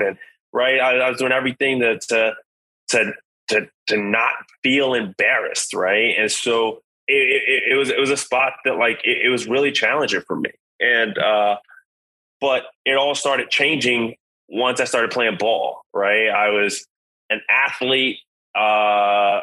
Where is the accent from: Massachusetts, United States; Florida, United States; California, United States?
California, United States; Los Angeles; I'm originally from South Central Los Angeles. Born and raised, single mom